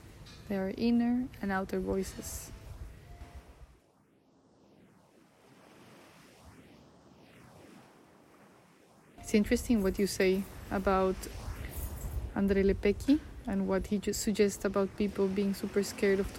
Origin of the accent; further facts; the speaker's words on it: Bogotá, Bogotá Capital District, Colombia; moved away; my hometown, Bogotá.